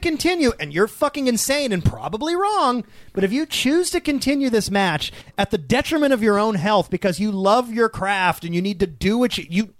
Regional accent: Greenwich, London, United Kingdom; of Greenwich, England.

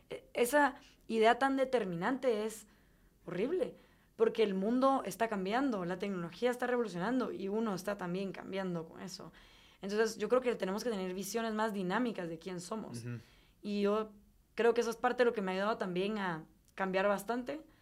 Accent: Guatemala; moved away as an adult; also born or lived in Durham, North Carolina, United States; me fui con mucha nostalgia, con ganas de regresar a mi país

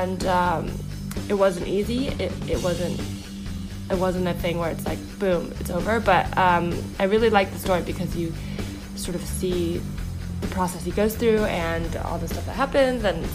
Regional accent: the Bay Area, California, United States; I grew up in the Bay, so it's like, you know, Mountain View, Palo Alto, all

